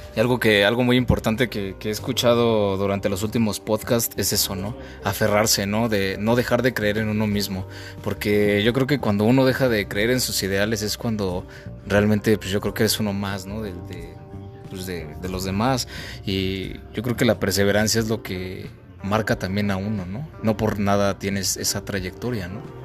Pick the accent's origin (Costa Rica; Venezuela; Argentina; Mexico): Mexico; nos representa a nosotros como mexicanos